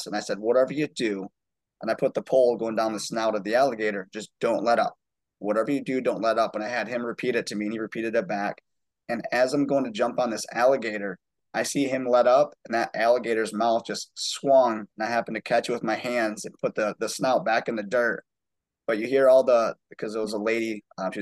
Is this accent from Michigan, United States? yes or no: yes; Muskegon, Michigan, United States; moved away as an adult; now in Charleston, United States; I'm originally actually from West Michigan in a town called Muskegon, which is just outside of Grand Rapids